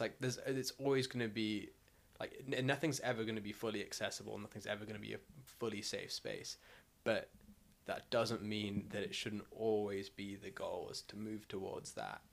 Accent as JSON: {"language": "English", "country": "South Africa", "tie": "born or raised there", "moved": "yes", "lives_now": "United Kingdom", "said": "I'm South African and I'm white, so therefore, off the bat, the fact that I had food on my table means that I'm in top one percent. Like, most of the country live below the breadline."}